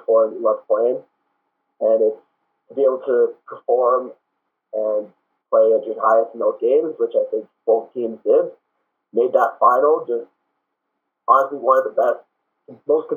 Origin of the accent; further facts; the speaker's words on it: Mississauga, Ontario, Canada; I'm from Mississauga, so Sheridan ended up being hometown